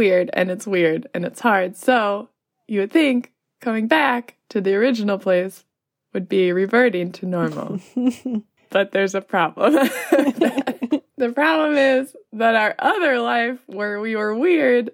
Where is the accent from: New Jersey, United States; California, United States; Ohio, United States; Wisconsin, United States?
California, United States; Los Angeles; moved away as an adult; also born or lived in Nepal; I arrived in LA, where I am from